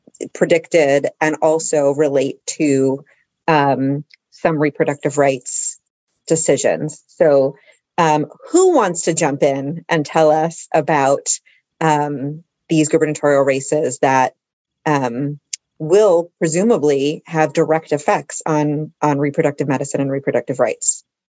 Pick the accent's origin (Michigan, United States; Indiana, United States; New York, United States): New York, United States; my home state of New York